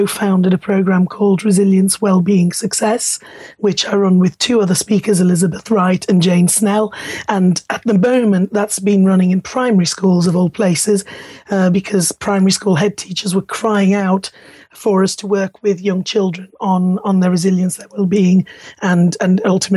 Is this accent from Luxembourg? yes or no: yes; Luxembourg; moved away; being Italian and German, growing up in Luxembourg and then ending up 10 miles away from you are now.